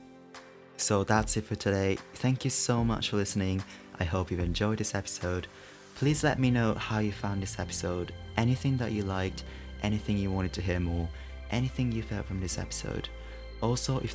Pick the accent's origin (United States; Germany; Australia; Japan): Japan; moved away; I'm from Japan